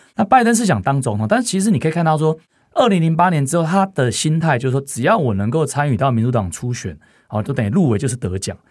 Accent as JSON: {"language": "Chinese", "country": "Taiwan", "said": "我们台湾人"}